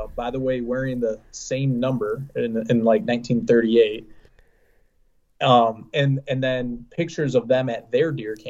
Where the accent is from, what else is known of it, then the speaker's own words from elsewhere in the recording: Central Lake, Michigan, United States; I'm from Central Lake, Michigan.